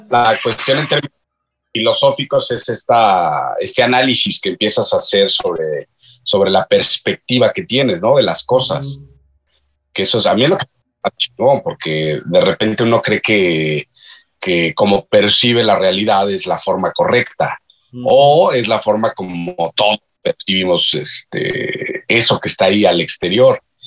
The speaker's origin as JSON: {"language": "Spanish", "country": "Mexico", "said": "nosotros, los, los mexicanos"}